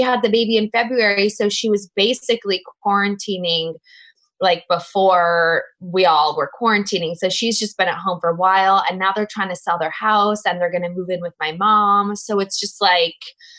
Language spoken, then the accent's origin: English; Los Angeles, California, United States; also born or lived in New York; I grew up in Los Angeles